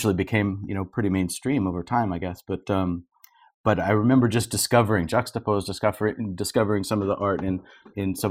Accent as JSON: {"language": "English", "region": "Southern California", "country": "United States", "tie": "born or raised there", "said": "growing up in Southern California"}